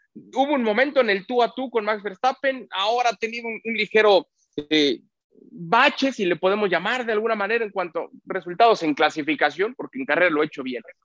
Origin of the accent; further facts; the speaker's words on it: Mexico; cómo somos los mexicanos